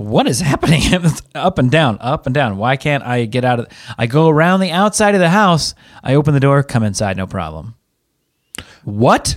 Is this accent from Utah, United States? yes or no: no; Seattle, Washington, United States; moved away; I'm from Seattle. It rains there